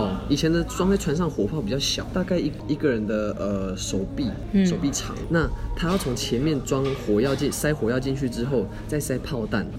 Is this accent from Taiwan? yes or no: yes; Taichung, Taiwan; 我从庆记市来到台北。庆记是闽南话当中的子弹，因为这在讽刺咱们台中之前常常找到非常大量的子弹。